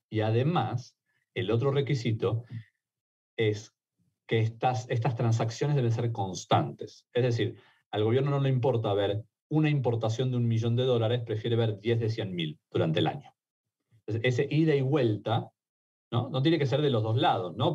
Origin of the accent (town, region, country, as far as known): Argentina; accent: Argentine; also born or lived in Mexico; now in United States